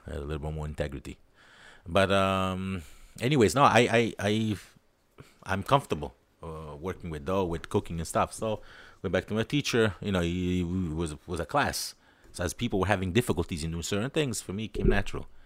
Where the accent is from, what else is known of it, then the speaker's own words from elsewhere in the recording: Naples, Campania, Italy; also born or lived in New York, United States; now in Israel; I'm just from Napoli